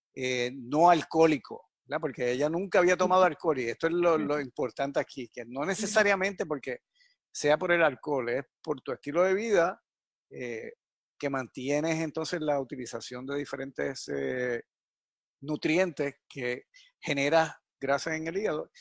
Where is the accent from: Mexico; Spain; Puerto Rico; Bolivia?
Puerto Rico; Yauco; moved away; mi pueblo natal, que es Yauco